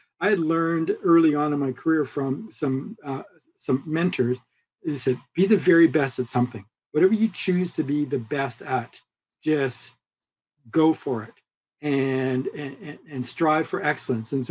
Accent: Vancouver, British Columbia, Canada; moved away as an adult; also born or lived in California, United States; growing up here in Vancouver and moving to the United States for school and then like working in California for 25 years and now coming full circle back to my hometown.

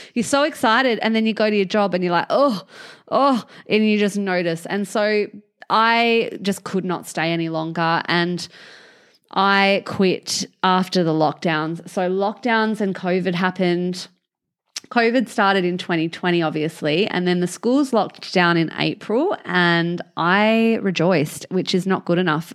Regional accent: Albany, Western Australia, Australia; I'm from Albany

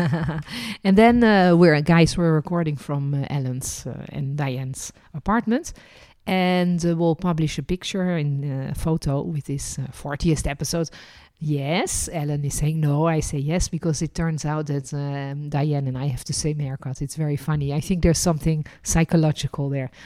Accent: Netherlands; also born or lived in France; now in Israel; I was born in Holland

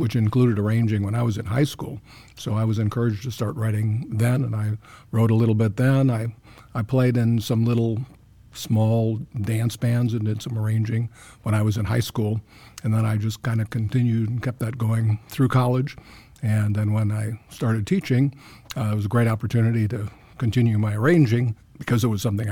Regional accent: Chicago, Illinois, United States; moved away as an adult; also born or lived in Indiana; now in Centerville, United States; I grew up in the Chicago area

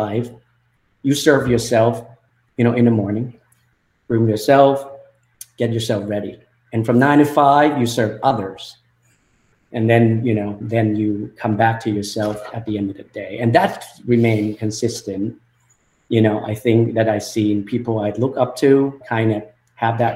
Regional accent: Thailand; English is a second language; moved away as an adult; also born or lived in UC Berkeley, California; my early life growing up in Thailand

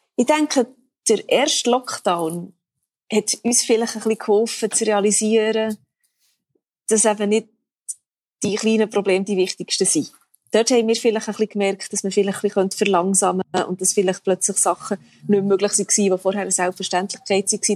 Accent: Bern, Switzerland; moved away; also born or lived in Zanzibar; in Bern, wo ich herkomme

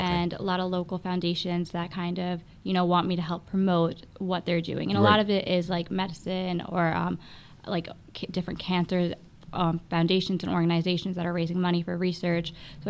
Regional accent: Ajmer, Rajasthan, India; born there; I was born in Ajmer.

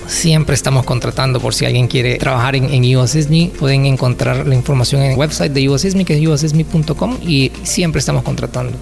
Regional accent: Santa Ana, El Salvador; moved away as an adult; also born or lived in San Salvador; Yo soy de Santa Ana y vivía en San Salvador.

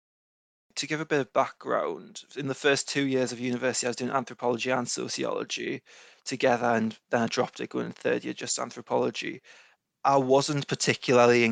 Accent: Newcastle upon Tyne, North East England, United Kingdom; also born or lived in Edinburgh; I'm from Newcastle, just north of Newcastle

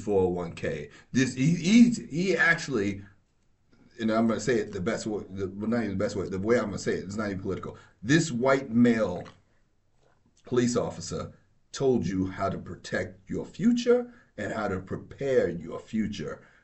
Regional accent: New York, United States; I grew up in New York, but I, uh, my family's from North Carolina and my father's from Georgia

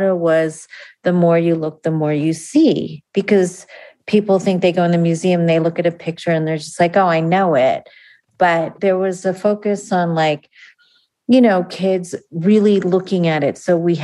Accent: outside of New York City, United States; now in Denver, United States; I grew up outside of New York City

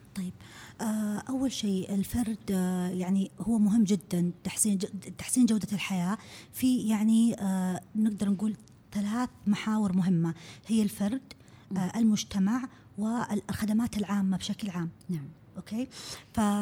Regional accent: Saudi Arabia; عندنا في السعوديه

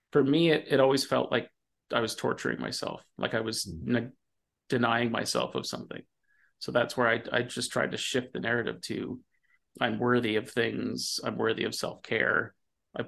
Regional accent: Ontario, Canada; I grew up in Ontario in the 80s

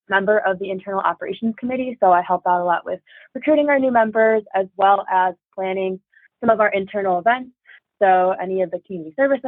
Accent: Troy, Michigan, United States; my hometown is in Troy, Michigan

